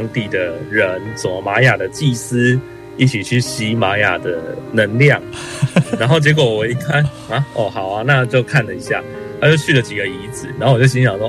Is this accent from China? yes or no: no; Taiwan; 所以它的民族的跟所谓这些原住民的分布，也不是我们台湾人可以想象的。